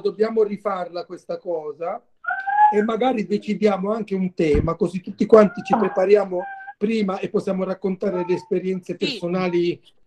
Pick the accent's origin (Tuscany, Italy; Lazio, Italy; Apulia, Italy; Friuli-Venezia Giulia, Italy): Apulia, Italy; Mola di Bari